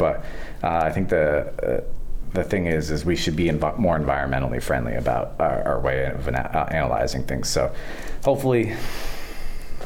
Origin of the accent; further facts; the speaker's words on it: Maine, United States; I grew up in Maine fishing for brook trout in the streams